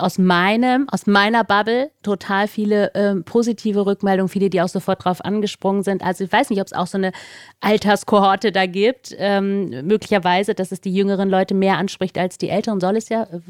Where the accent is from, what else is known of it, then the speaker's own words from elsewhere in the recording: Northern Germany, Germany; ich auch als Norddeutsche